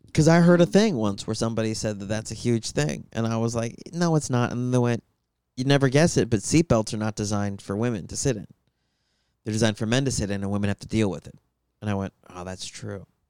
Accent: Tucson, Arizona, United States; moved away; I'm from Tucson

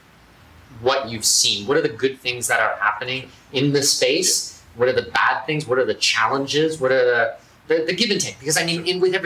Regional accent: Canada; I'm Canadian

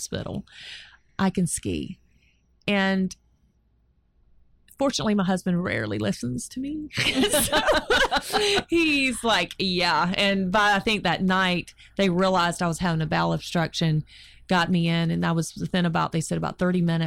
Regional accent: North Carolina, United States; My hometown

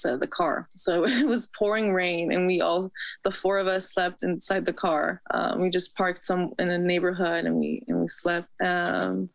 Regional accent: Los Angeles, California, United States; I'm from LA, California

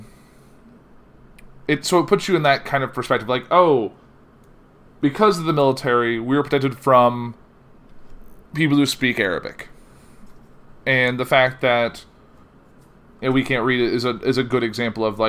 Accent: Danville, Illinois, United States; I grew up in Danville

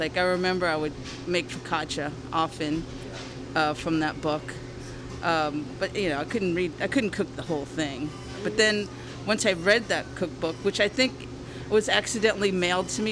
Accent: Harvey, Louisiana, United States; now in San Francisco, United States; I grew up in a little town called Harvey, which is on the west bank of New Orleans, so across the river

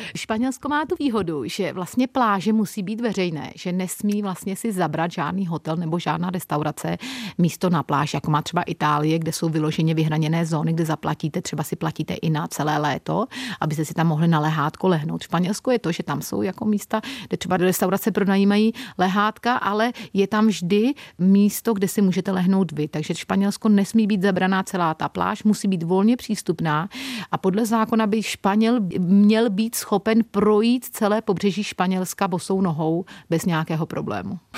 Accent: České Budějovice, South Bohemian Region, Czechia; moved away as an adult; also born or lived in United Kingdom; now in Torremolinos, Spain; Já jsem původem z Českých Budějovic.

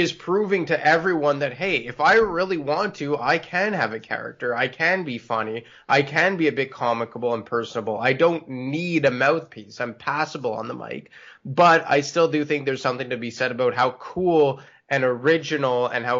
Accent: Canada; Obviously, I'm Canadian

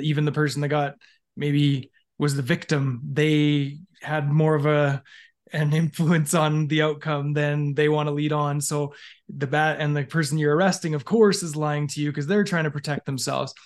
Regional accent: Alberta, Canada; I grew up in Canada, in, um, basically in Alberta my entire life.

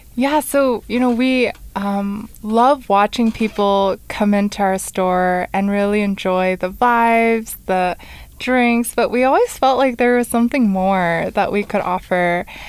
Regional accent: California, United States; moved away as an adult; now in Rexburg, United States; We're both from California

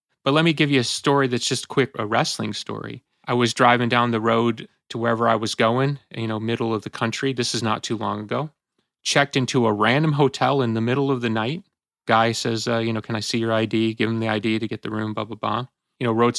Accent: Chicago, Illinois, United States; I grew up in Chicago

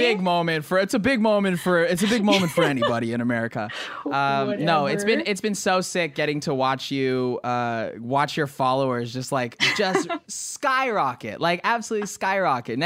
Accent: Arizona, United States; now in Hawaii, United States; where'd you grow up? And I'm like, Arizona.

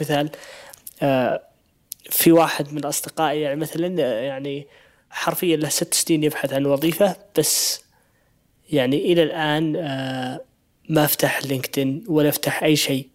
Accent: Saudi Arabia; إحنا كمجتمع سعودي

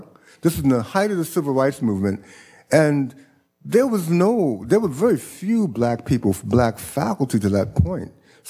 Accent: New York City, New York, United States; I grew up on Hamilton Terrace in Harlem. I was born there. And Hamilton Terrace faces what is now the engineering building. Mm-hmm. And I rode my bike on the campus as a child.

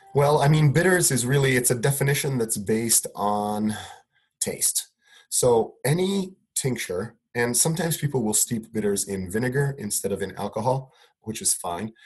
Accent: Italy; I grew up in Italy

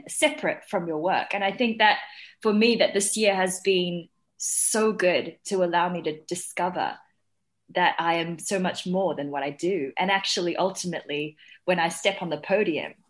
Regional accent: New Zealand; also born or lived in Shanghai, China; when I was five, I moved to New Zealand with my family from, you know, we moved from Shanghai

